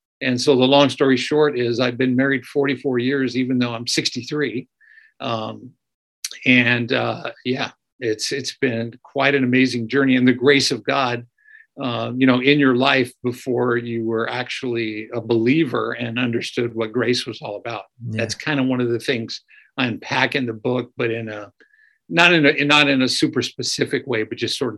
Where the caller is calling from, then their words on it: Escondido, California, United States; I'm actually calling from a city just north of San Diego called Escondido, about 25 miles north and a little east of downtown San Diego.